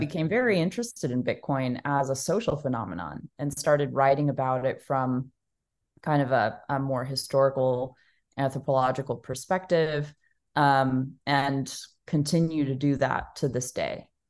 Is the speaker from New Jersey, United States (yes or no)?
no; Dallas, Texas, United States; I was born and raised in Dallas, Texas, um, and I'm still here today